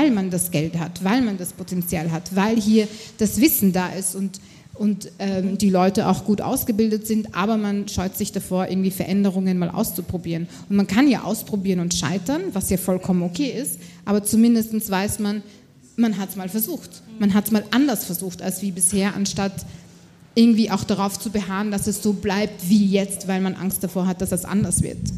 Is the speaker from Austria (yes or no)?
yes; Austria; ich bin Österreicherin, ich äh, zahle brav meine Steuern und leiste alles dazu bei